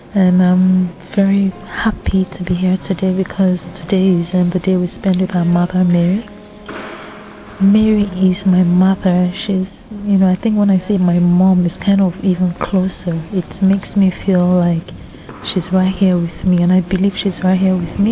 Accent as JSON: {"language": "English", "country": "Nigeria", "said": "I'm from Nigeria"}